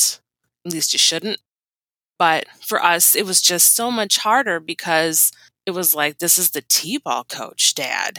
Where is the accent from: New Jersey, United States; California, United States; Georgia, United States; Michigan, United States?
Michigan, United States; I grew up in Michigan